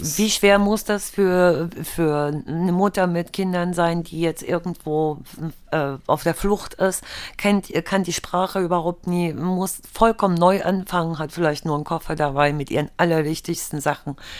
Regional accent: Germany; bei uns früher in der DDR gewesen, wo ich herkomme.

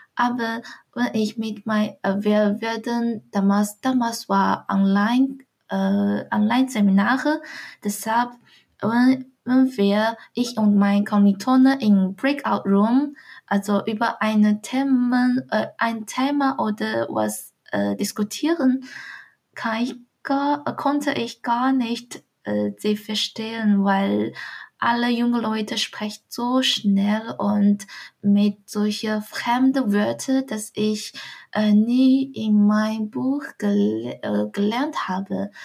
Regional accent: Dongying, Shandong, China; German is a second language; moved away as an adult; also born or lived in Swabia, Germany; now in Germany; Ich komme aus äh, einer sehr kleinen Stadt von China namens Dongying aus Shandong-Provinz

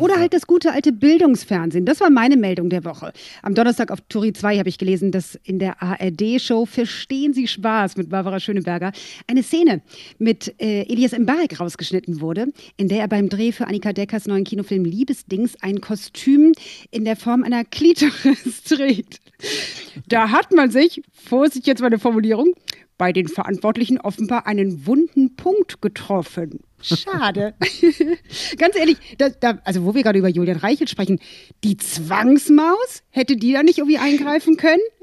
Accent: Berlin, Germany; Ich als Berlinerin hier

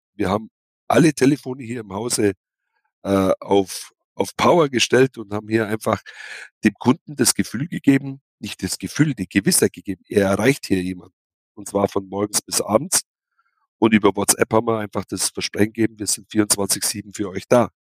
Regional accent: Kaufbeuren, Bavaria, Germany; Hier, hier geboren, hier aufgewachsen, hier zur Schule gegangen

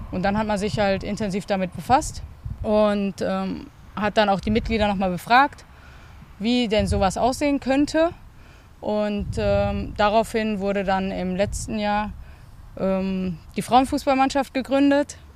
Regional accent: Bochum, North Rhine-Westphalia, Germany; so als echtes Kind des Ruhrgebiets. {S1} Ja. Und {S0} ich, äh, ja, wie gesagt, meine Wurzeln hier habe, ähm, in Bochum geboren bin, auch nach wie vor Bochumerin bin

